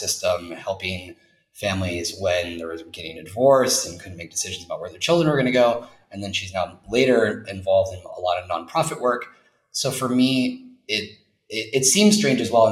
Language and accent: English; United States; moved away as an adult; also born or lived in New York / Los Angeles / Egypt / London; now in Bilbao, Spain; an American person living here